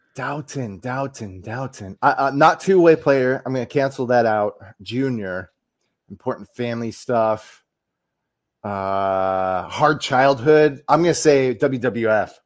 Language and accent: English; United States; as the American here